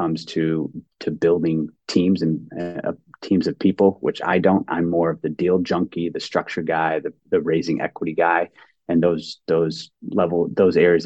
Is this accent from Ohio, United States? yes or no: yes; Cleveland, Ohio, United States; moved away; also born or lived in Ann Arbor, Michigan; I grew up in Cleveland and my parents and I lived in Ann Arbor, Michigan